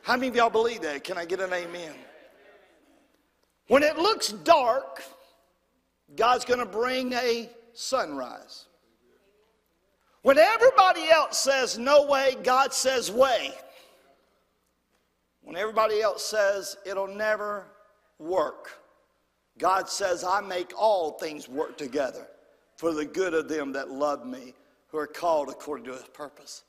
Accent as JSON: {"language": "English", "town": "Brompton", "country": "United States", "said": "I'm from Brompton."}